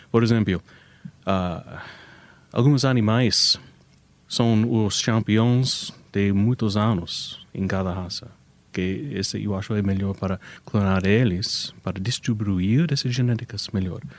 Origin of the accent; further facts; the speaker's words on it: United States; Portuguese is a second language; é, eu sou americano, então algumas vezes é difícil para entender as frases, mas originalmente os Estados Unidos.